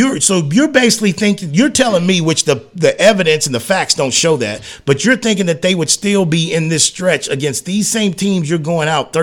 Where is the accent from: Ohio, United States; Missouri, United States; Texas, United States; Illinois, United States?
Texas, United States; San Antonio; In this area code down here in my hometown